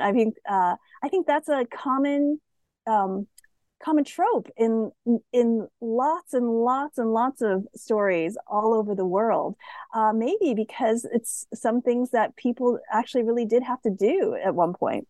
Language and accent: English; United States; I'm Asian American